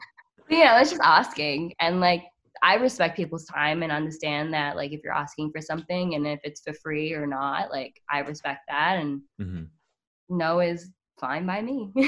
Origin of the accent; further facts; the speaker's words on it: Australia; I actually can't vote because I'm Australian.